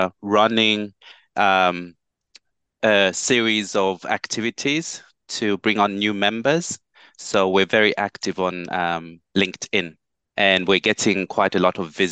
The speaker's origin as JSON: {"language": "English", "town": "Kalulushi", "region": "Copperbelt Province", "country": "Zambia", "tie": "born or raised there", "moved": "yes", "lives_now": "Stevenage, United Kingdom", "said": "Kalulushi, my hometown in Zambia, in Africa."}